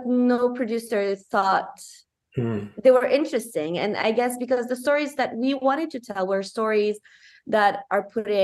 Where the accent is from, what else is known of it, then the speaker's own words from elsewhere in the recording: Morocco; also born or lived in Romania; now in Niagara region, Canada; I'm half Moroccan, half Romanian, mm-hmm. and I grew up in Morocco